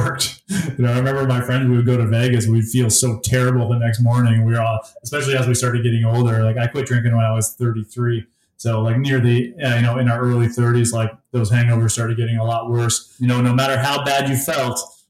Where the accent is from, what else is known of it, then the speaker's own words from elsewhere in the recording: Essex, Ontario, Canada; now in Windsor, Canada; I grew up in Essex, Ontario, which is in Essex County.